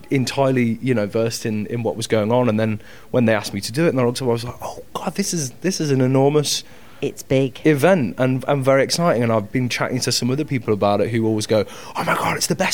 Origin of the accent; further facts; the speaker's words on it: Coventry, West Midlands, United Kingdom; I'm from Cov, uh, Coventry